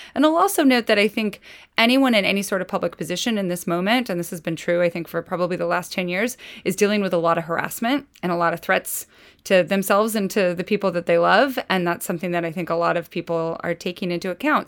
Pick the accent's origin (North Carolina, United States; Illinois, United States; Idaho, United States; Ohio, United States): Idaho, United States; moved away; I'm from Idaho